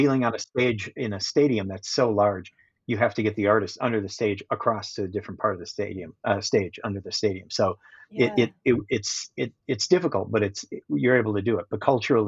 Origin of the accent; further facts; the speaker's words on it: Minneapolis, Minnesota, United States; in my hometown of Minneapolis